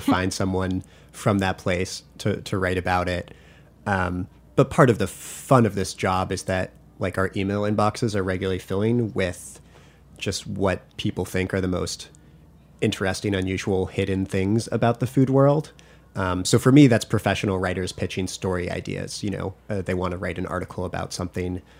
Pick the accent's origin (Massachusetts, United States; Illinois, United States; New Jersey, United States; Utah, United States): Massachusetts, United States; I grew up in Massachusetts